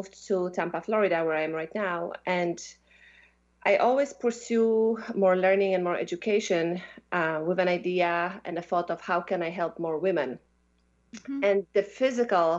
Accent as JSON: {"language": "English", "country": "Poland", "tie": "born or raised there", "also_born_or_lived": "Belgium", "moved": "as an adult", "said": "So I come from Poland. I'm half Russian, and I grew up in Poland, you know, through my childhood."}